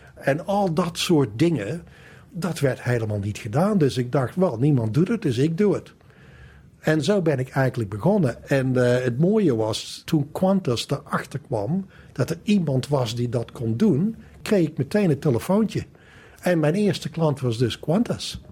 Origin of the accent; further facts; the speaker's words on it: Valkenswaard, North Brabant, Netherlands; moved away as an adult; also born or lived in Amsterdam; Ik kom dus uit Brabant. Ik kom uit Valkenswaard. En ben daar opgegroeid